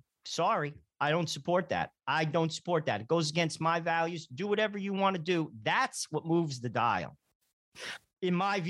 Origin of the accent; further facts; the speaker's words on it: New Jersey, United States; I'm from New Jersey.